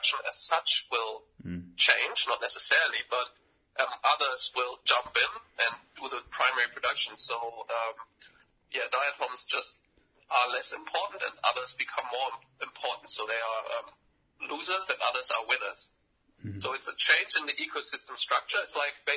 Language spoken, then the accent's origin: English; Germany; I'm from Germany